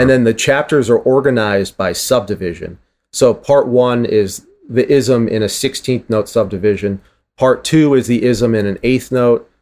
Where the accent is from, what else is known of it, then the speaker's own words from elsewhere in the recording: Boston, Massachusetts, United States; I'm from Boston